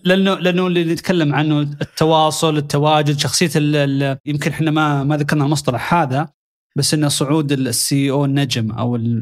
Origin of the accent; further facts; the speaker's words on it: Saudi Arabia; عندنا في السعوديه